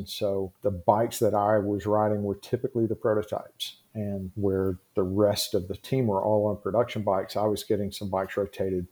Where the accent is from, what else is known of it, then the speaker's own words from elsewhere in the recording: Tennessee, United States; I grew up in the Southeast here in Tennessee.